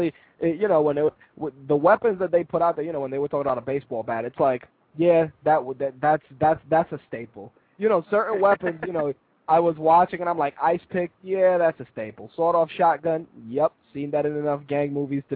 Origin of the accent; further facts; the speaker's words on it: New York, United States; I'm from New York